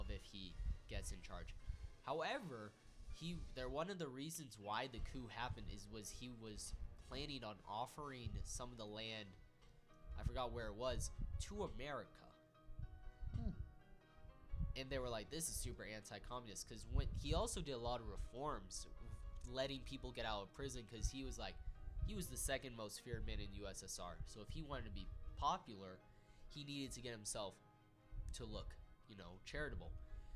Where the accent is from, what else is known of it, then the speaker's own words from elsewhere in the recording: United States; I'm an American